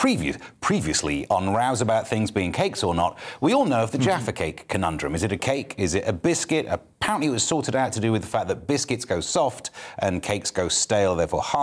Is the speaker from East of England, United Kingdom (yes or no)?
no; East Midlands, United Kingdom; I'm from the East Midlands, but went to university in the West Midlands.